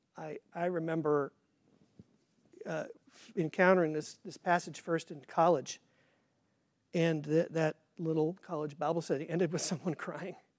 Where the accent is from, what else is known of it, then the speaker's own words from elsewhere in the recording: Kansas, United States; I grew up in Kansas, but I did not grow up on the farm